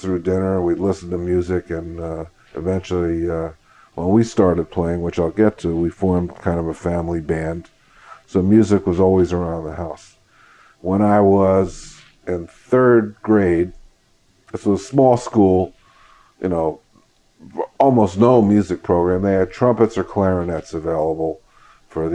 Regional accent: Philadelphia, Pennsylvania, United States; growing up in Philadelphia in that time period

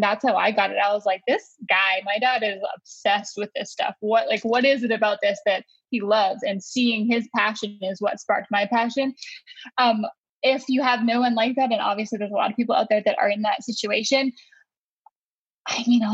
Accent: West Coast of Canada, British Columbia, Canada; now in North Carolina, United States; We're from the West Coast. So we grew up with a fresh fish, like the West Coast of Canada

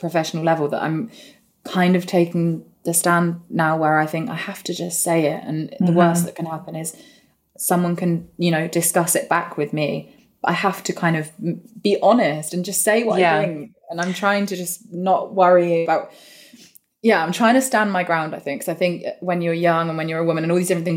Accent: Northampton, East Midlands, United Kingdom; we're both from Northampton. So I grew up really in this place

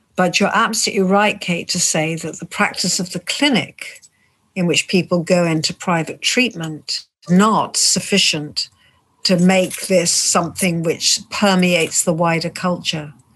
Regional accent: United Kingdom; I'm British even though I'm Jewish, British, and originally Polish

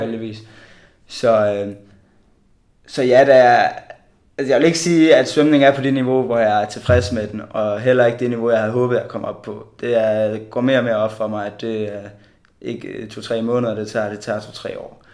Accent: Bjerringbro, Central Denmark Region, Denmark; Jeg øh, kommer fra Bjerringbro

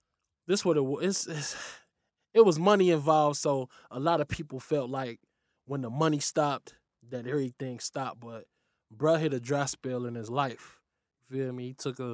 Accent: Lincoln Heights, Ohio, United States; from Lincoln Heights, Ohio. You know, got the Valley Homes.

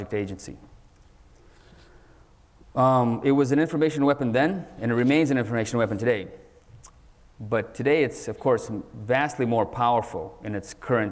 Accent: San Francisco, California, United States; also born or lived in Soviet Union; I was born in the Soviet Union, and my family ended up in America, in San Francisco, right as the dot-com bubble was heating up in the 1990s. I was only 9 years old at the time

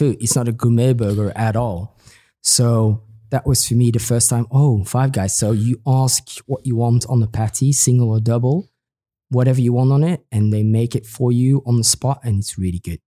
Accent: Belgium; now in Milan, Italy; I'm, I'm from Belgium

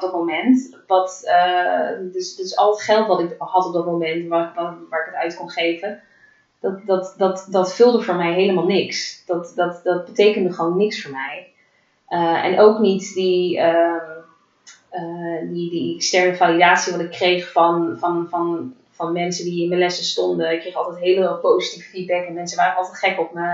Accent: The Hague, South Holland, Netherlands; En ik ben eh, geboren en getogen in Den Haag

